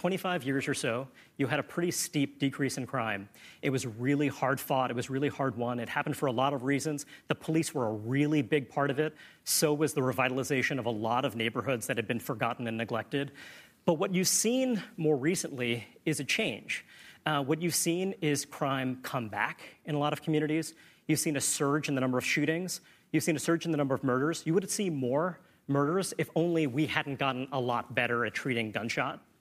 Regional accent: New York City, New York, United States; I grew up in Brooklyn, New York. I still live there now

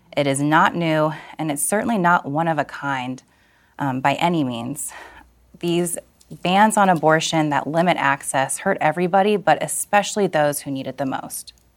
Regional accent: Ohio, United States; Ohio, my hometown

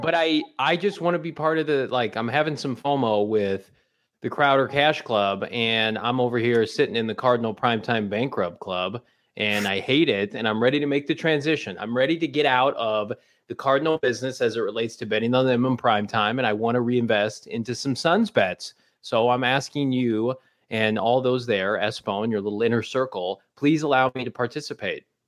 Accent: Normal, Illinois, United States; my hometown I S U Redbirds

